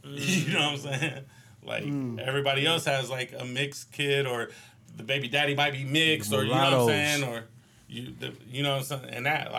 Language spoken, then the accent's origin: English; Newark, Ohio, United States; growing up in Newark, Ohio, not no damn Zanesville, Portsmouth